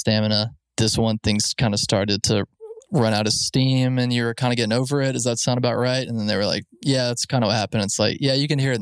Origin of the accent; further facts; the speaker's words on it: Alabama, United States; We grew up in Alabama. You know, I'd never seen a big city